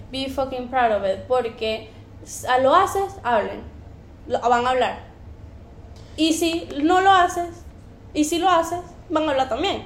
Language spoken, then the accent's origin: Spanish; Venezuela; moved away; we're from Venezuela